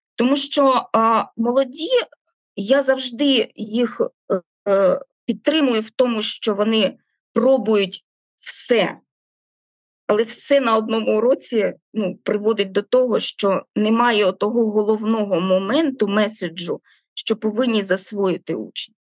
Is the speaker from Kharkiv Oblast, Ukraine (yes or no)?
yes; Kharkiv, Kharkiv Oblast, Ukraine; now in Melitopol, Ukraine; я не Мелітополька, я харків'янка